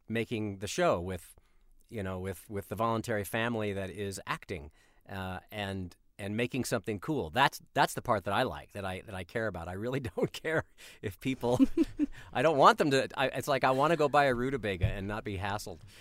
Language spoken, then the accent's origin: English; Colorado, United States; I grew up in Colorado